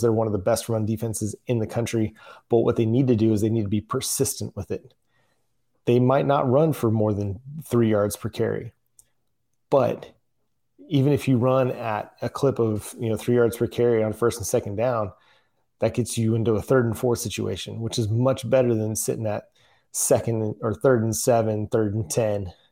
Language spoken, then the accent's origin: English; Texas, United States; moved away as an adult; now in Oklahoma, United States; I am from Texas